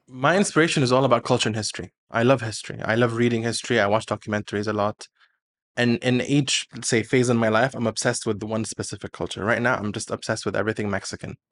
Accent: Kuwait

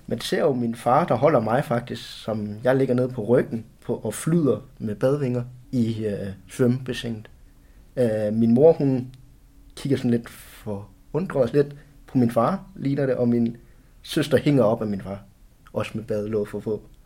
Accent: Silkeborg, Central Denmark Region, Denmark; also born or lived in China; født i Kina, og min hjemby jeg er Silkeborg, og der er jeg vokset op

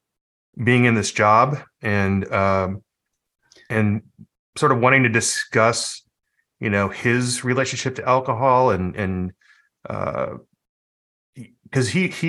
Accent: Bay Area, California, United States; Being from the Bay Area

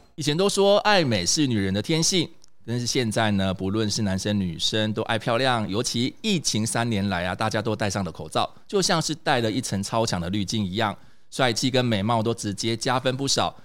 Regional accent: Taiwan; 我们台湾人

